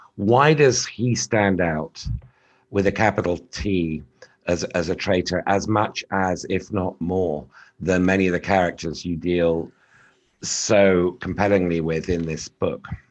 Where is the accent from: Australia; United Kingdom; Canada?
United Kingdom; as a Brit